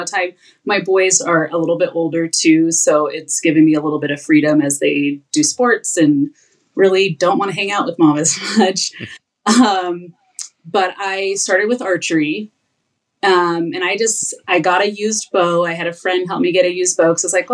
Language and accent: English; Arizona, United States; moved away as an adult; now in Idaho, United States; I'm from Arizona and moved to Idaho